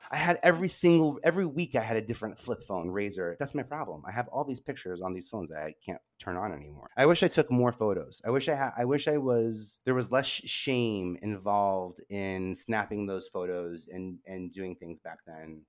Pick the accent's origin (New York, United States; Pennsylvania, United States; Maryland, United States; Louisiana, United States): New York, United States; I love being a New Yorker